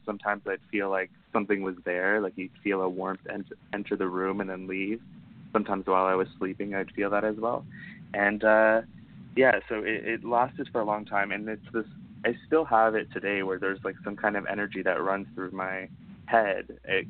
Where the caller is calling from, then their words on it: Ontario, Canada; I'm calling from Ontario, Canada.